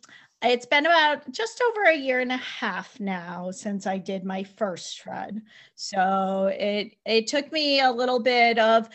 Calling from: Connecticut, United States; So I am in Connecticut, not far from Heather.

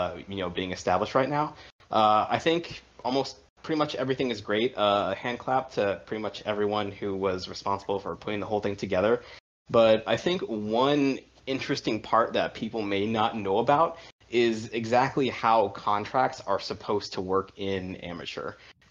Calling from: Washington, District of Columbia, United States; From Washington, D.C.

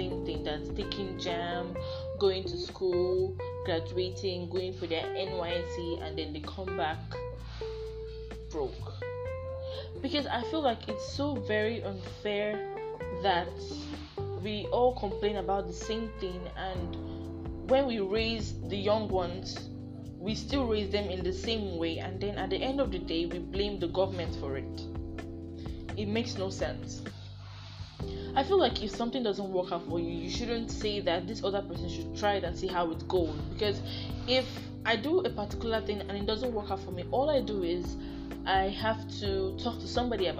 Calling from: Lagos, Nigeria; I'm talking from Lagos State, Nigeria.

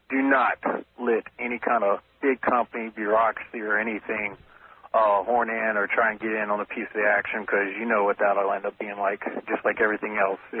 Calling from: Leavenworth, Kansas, United States; I'm calling from Leavenworth, Kansas.

